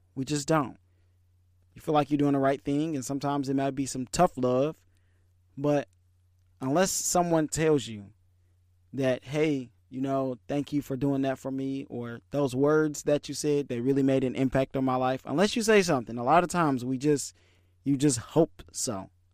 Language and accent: English; Detroit, Michigan, United States; I was born in Michigan, raised in Detroit